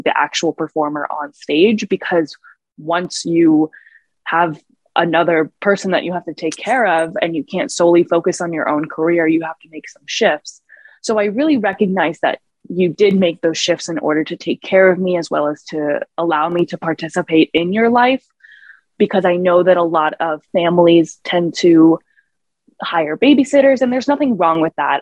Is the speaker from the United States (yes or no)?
yes; New York City, New York, United States; moved away; growing up in New York City